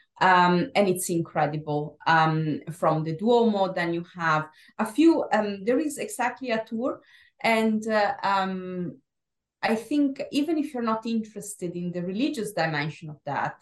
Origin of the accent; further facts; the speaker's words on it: Verona, Veneto, Italy; moved away as an adult; also born or lived in Japan; now in London, United Kingdom; Verona, my hometown city